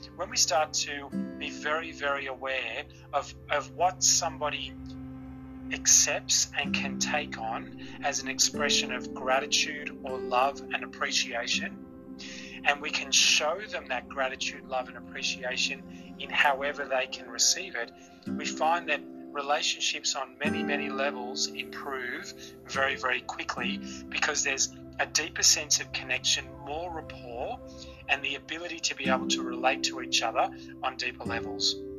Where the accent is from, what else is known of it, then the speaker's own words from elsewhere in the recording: Australia; I was born in Australia, and I've lived in Australia all of my life